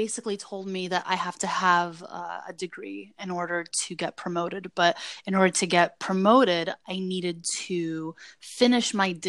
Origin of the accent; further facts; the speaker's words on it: Saint Petersburg, Russia; English is a second language; also born or lived in New Jersey / New York; now in United States; Former Soviet Union, then St. Petersburg in Russia, then New Jersey, and then New York.